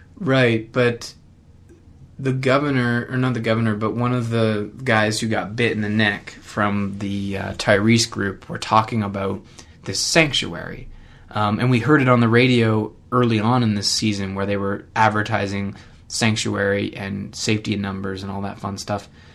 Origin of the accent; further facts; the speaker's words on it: Canada; I'm Canadian